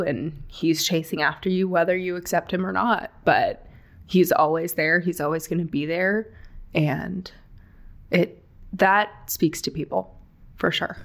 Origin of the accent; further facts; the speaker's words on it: Palm Springs, California, United States; moved away; I am originally from the Palm Springs area, California. So basically, moved one desert to the other.